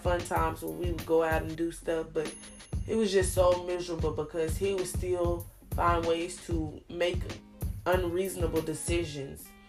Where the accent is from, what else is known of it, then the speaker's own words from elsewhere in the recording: Arkansas, United States; I am from Arkansas